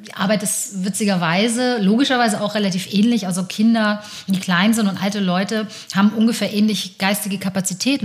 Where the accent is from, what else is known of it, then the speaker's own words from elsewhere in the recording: Hamburg, Germany; ich bin in Hamburg aber geboren und aufgewachsen